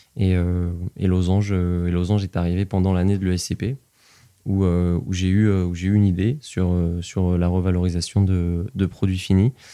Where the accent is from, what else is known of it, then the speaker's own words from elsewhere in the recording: Nevers, Bourgogne-Franche-Comté, France; also born or lived in Compiègne; je suis né à Compiègne, dans l'Oise, qui est un endroit dans lequel je n'ai aucun souvenir, absolument aucun. Et mes premiers souvenirs remontent à Nevers, quand j'y suis arrivé, quand j'avais 5 ans